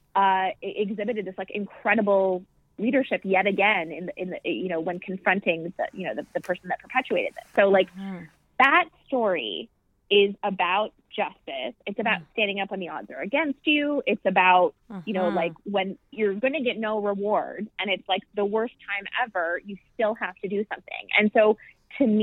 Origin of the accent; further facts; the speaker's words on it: West Michigan, United States; I grew up in West Michigan